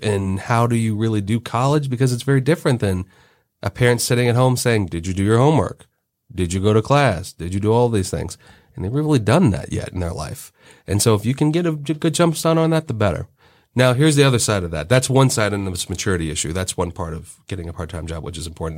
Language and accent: English; Cincinnati, Ohio, United States; I grew up in Cincinnati in the suburbs